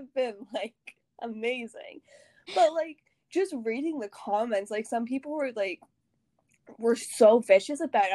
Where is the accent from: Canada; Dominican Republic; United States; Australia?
Canada; I'm Canadian